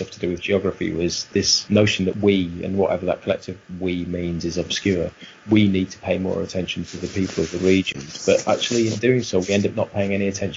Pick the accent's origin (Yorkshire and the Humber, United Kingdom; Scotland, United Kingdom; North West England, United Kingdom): Yorkshire and the Humber, United Kingdom; also born or lived in County Durham; I was born in County Durham, but I'm from North Yorkshire. I grew up in North Yorkshire